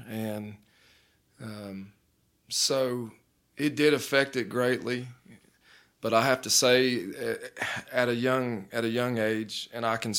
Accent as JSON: {"language": "English", "town": "Dayton", "region": "Ohio", "country": "United States", "tie": "born or raised there", "said": "But I grew up in Dayton, Ohio, and started going to church when I was about 8."}